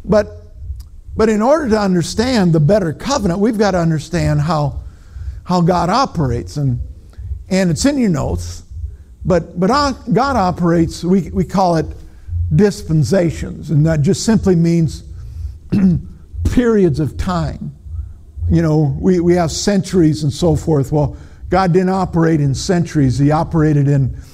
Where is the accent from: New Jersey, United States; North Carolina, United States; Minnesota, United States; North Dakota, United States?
Minnesota, United States; I'm from Minnesota